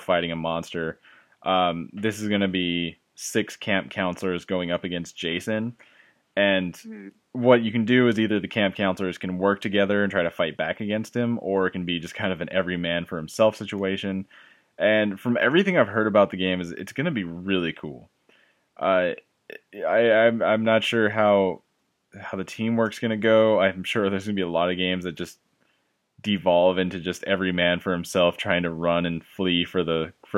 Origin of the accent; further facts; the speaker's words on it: Imperial, California, United States; also born or lived in Fullerton, California; when I was gonna move from Fullerton back to Imperial